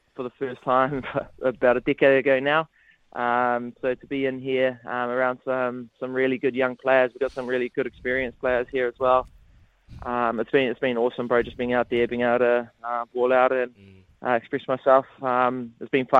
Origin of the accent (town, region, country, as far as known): Porirua, Wellington, New Zealand; born or raised there